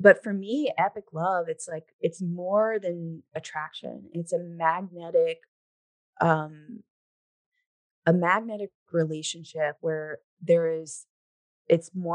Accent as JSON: {"language": "English", "region": "the South", "country": "United States", "tie": "born or raised there", "said": "I grew up in the South, you know, where there's a lot of, you know, that type of cultural stuff there."}